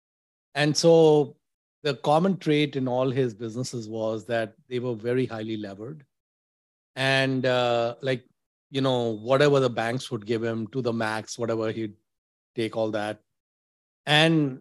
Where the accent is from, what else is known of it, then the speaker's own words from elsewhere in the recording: Mumbai, Maharashtra, India; moved away as an adult; also born or lived in Delhi, India / Dubai, United Arab Emirates; now in United States; I was born in Bandra in Mumbai, Amchi, Mumbai